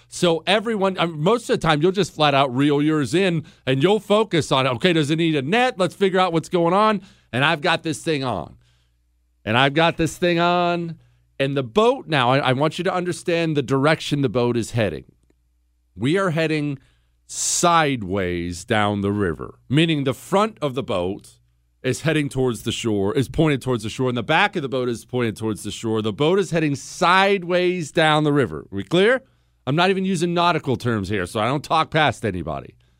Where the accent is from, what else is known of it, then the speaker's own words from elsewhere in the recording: Montana, United States; also born or lived in Ohio; I was born in Ohio. I moved to Montana when I was ten